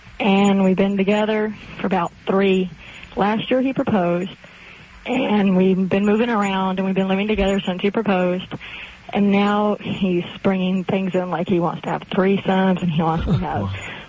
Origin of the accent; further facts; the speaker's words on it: California, United States; also born or lived in Arizona; You know, we moved to Arizona. I'm from California. We moved to Arizona.